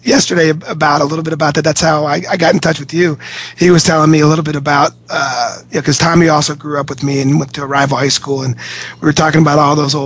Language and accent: English; Cincinnati, Ohio, United States; I grew up in Cincinnati